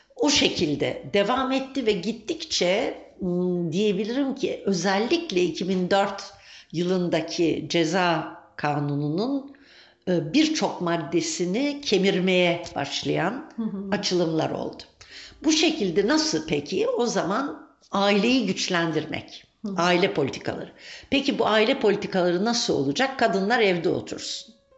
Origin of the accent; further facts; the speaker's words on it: Turkey; ben e, Türkiye'de doğdum, büyüdüm.